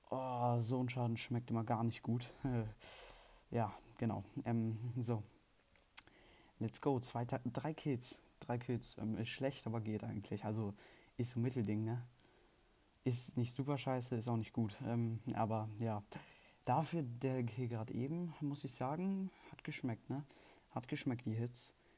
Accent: Germany; Ich bin Deutscher und Schweizer Staatsbürger

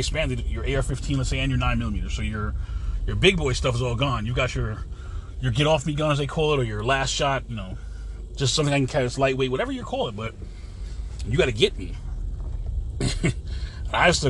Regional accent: United States; also born or lived in Florida; I'm an American made American

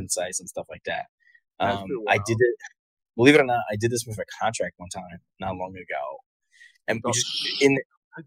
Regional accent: Bristol, Pennsylvania, United States; I grew up in Bristol, my friend. Right next to Levittown.

